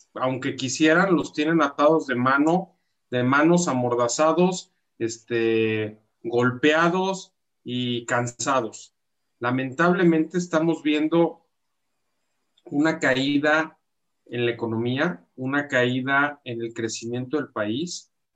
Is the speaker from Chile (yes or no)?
no; Mexico; somos mexicanos